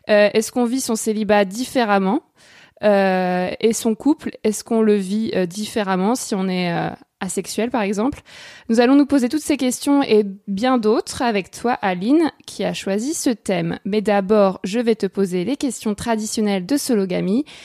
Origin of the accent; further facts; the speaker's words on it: Paris, Île-de-France, France; je suis parisienne.